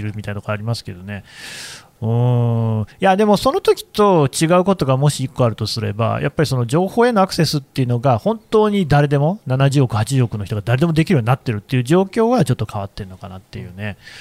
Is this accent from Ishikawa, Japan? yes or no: no; Aichi, Japan; 私、愛知出身なんだけど